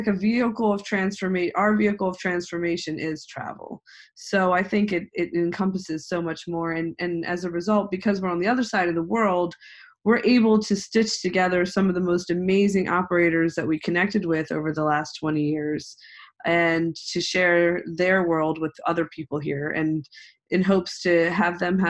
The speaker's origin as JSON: {"language": "English", "country": "United States", "tie": "born or raised there", "also_born_or_lived": "India", "moved": "as an adult", "said": "I was born in the United States in a suburban lifestyle, a very typical, I would say, suburban"}